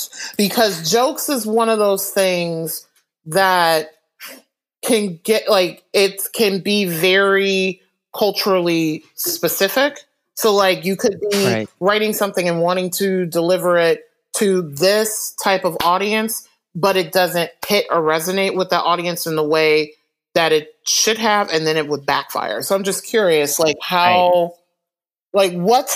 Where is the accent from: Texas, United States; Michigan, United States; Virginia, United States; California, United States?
Michigan, United States; Detroit; now in Western Massachusetts, United States; I'm originally from Detroit